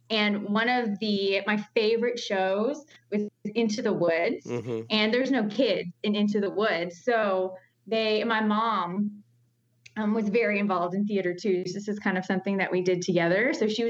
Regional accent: Newton, North Carolina, United States; I grew up in Newton, North Carolina, which is in the foothills

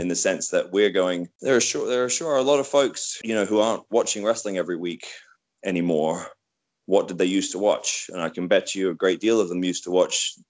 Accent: United Kingdom; I'm British

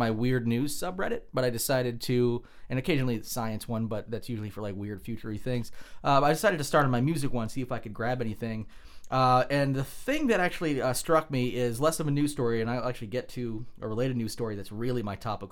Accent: Vermont, United States; We're from Vermont

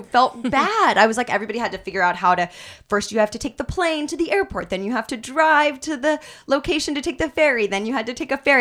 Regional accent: Kansas City, United States; now in Los Angeles, United States; I'm from Kansas City

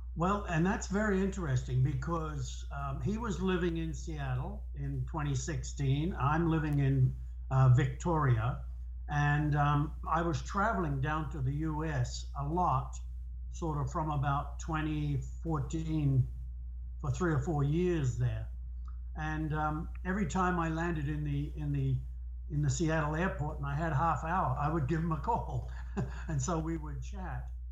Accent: New Zealand; moved away as an adult; we're both from New Zealand

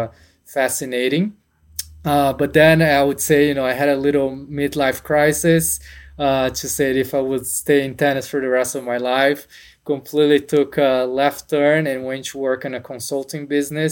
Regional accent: São Paulo, Brazil; moved away as an adult; now in United States; I'm from Brazil. I was born in São Paulo. Grew up playing tennis.

